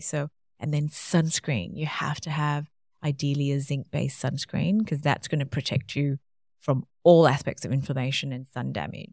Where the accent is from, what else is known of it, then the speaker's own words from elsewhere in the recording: Malaysia; now in Australia; I grew up in Malaysia